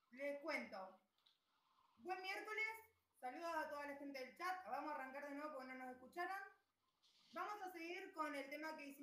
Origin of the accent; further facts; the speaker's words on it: Neuquén, Argentina; hoy, noche de Neuquinas, las tres somos de Neuquén Capital, eh, la ciudad del viento y la de los mejores paisajes